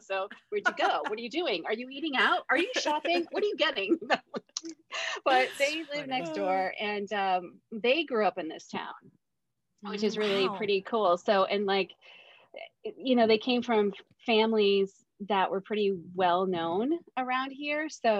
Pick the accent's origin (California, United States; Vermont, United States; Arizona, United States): Vermont, United States; Richmond; I live in Richmond, Vermont, and that's it. That town that I grew up in. I moved away in my 20s and I came back when I had married and started a family. I'm an only child, so I am actually live next door to my parents.